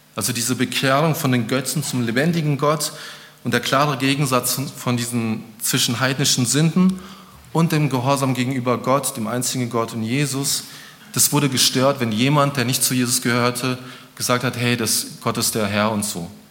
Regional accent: Germany; ich bin auch Deutscher

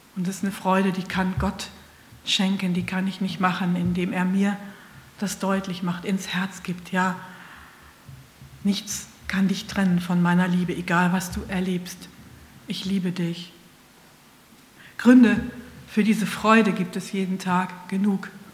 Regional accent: Northern Germany, Germany; ich sage als Norddeutsche oder Mitteldeutsche Brötchen

